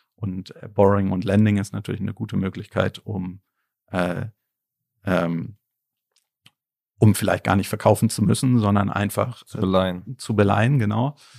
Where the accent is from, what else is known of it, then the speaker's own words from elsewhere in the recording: Berlin, Germany; ich bin ja Berliner, auch in Berlin geboren